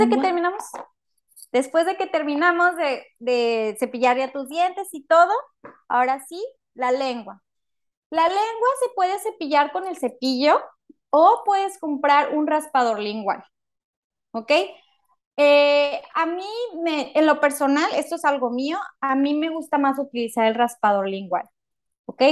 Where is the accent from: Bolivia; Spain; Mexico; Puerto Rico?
Mexico; Matamoros, Tamaulipas; moved away as an adult; now in Monterrey, Mexico; yo originalmente no soy de Monterrey, yo soy de Matamoros, Tamaulipas.